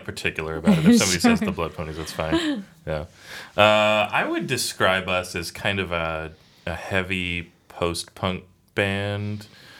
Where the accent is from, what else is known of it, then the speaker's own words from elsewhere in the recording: North County, San Diego, California, United States; I grew up in North County, and came down here for college. So I've been living in San Diego proper for about 18 years.